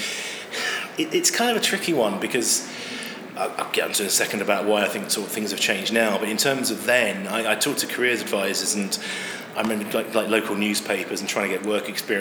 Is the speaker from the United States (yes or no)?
no; Chichester, South East England, United Kingdom; also born or lived in Yorkshire; now in London, United Kingdom; I was born in Chichester in West Sussex back in the mid-70s and found my way to London eventually